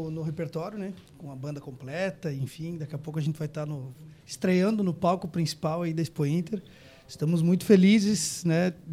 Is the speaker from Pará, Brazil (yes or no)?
no; Guaporé, Rio Grande do Sul, Brazil; Eu sou de Guaporé